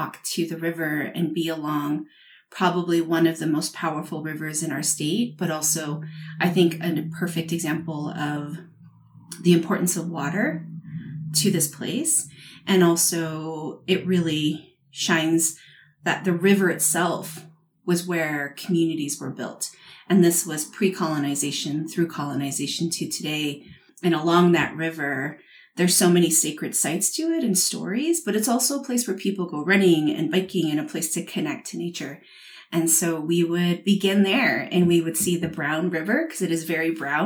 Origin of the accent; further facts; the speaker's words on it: Navajo Nation, United States; now in Albuquerque, United States; as a Navajo person, I am Dineh from the Navajo Nation, which covers the states of Arizona, Utah, New Mexico